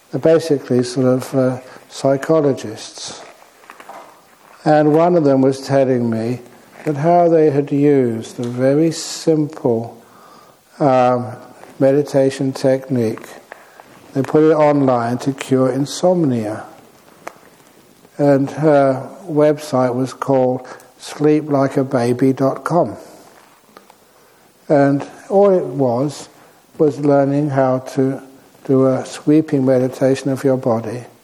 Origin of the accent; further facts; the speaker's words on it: Singapore; I am from Singapore.